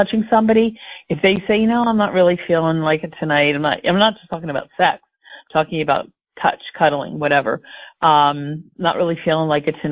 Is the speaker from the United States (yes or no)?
yes; Philadelphia, Pennsylvania, United States; also born or lived in Homestead, Florida / Bucks County, Pennsylvania; I grew up in the Philadelphia area, so this still feels like home